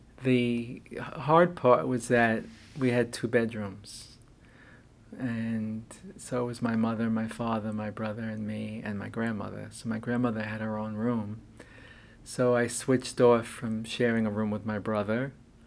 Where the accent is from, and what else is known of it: New York City, New York, United States; born or raised there; also born or lived in Bronx, New York